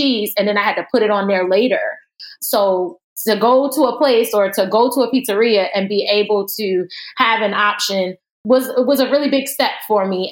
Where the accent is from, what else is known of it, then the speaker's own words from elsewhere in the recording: New Jersey, United States; I'm originally from Jersey.